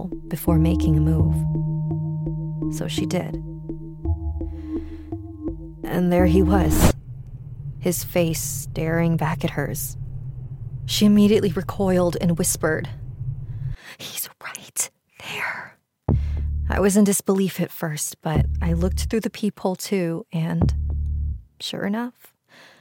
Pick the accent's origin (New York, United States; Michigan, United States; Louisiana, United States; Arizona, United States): Arizona, United States; Mesa; I am from Mesa, Arizona